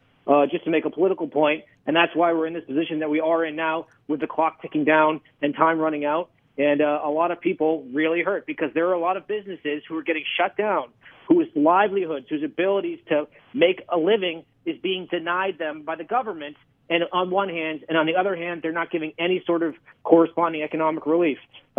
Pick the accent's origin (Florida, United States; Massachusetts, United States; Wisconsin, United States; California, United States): Massachusetts, United States; my home state of Massachusetts